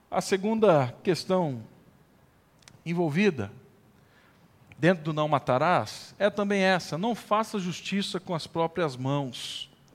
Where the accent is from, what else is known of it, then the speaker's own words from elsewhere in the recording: Brazil; lá da boa e velha região da Vila Cristina, onde eu cresci, nasci